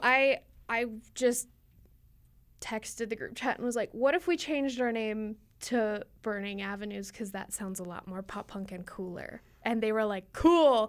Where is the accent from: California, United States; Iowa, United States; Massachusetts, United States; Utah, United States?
Utah, United States; American Fork; also born or lived in Magna, Utah; originally I'm from American Fork, but moved to Magna